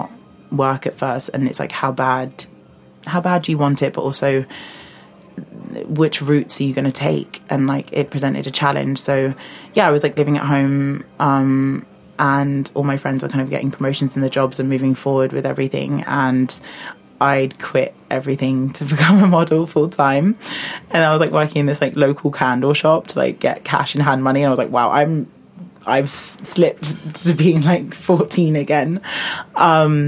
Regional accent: London, United Kingdom; moved away as an adult; I grew up in London, southeast London, so like I'm a Londoner

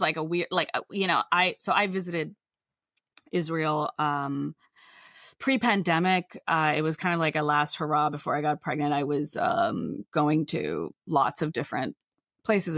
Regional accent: Pakistan; I'm from Pakistan

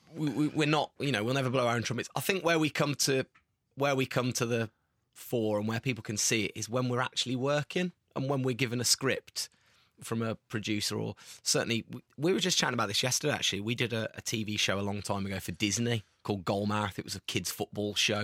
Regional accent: Tamworth, West Midlands, United Kingdom; we're from Tamworth

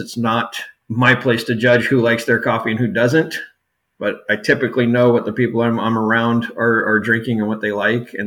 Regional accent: United States; also born or lived in Southern California / Yuma, Arizona; now in Vancouver, Washington, United States; I grew up in Southern California and down in Yuma, Arizona for the most part.

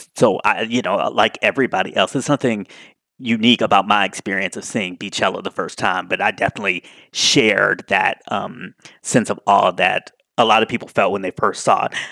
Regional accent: Washington, District of Columbia, United States; Washington, D C, my hometown

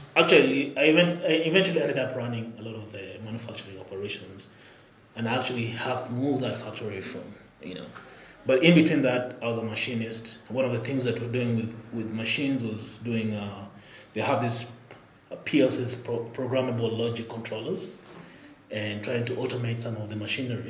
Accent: Nairobi, Kenya; moved away; also born or lived in Albuquerque, New Mexico, United States; Born and raised here in Nairobi

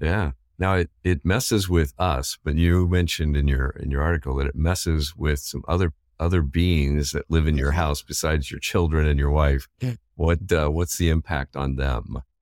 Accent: Indiana, United States; Growing up in Indiana

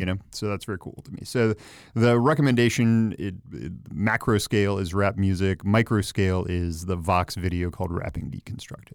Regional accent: Philadelphia, Pennsylvania, United States; I'm from Philly, but not from the mainline

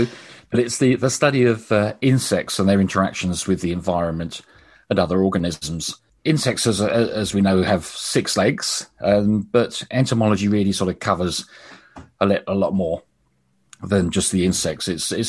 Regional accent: Brighton, South East England, United Kingdom; born there; But I was born in Sussex, in Brighton, and I had a fascination with insects right from my earliest age.

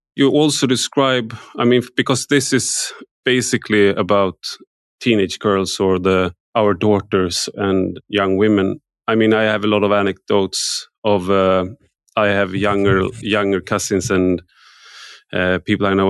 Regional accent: Sweden; I grew up in Sweden

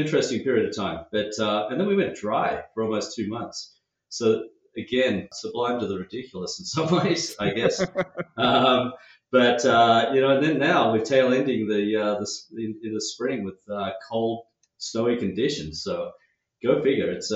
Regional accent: Sydney, New South Wales, Australia; now in Washington, United States; The accent gives it away. yeah, so I grew up in Sydney

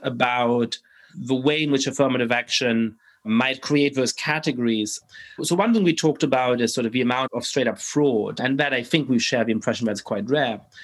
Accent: Germany; I grew up in Germany

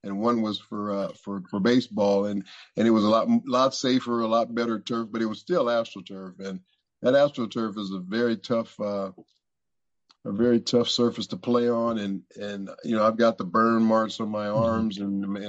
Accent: Los Angeles, California, United States; I was from Los Angeles

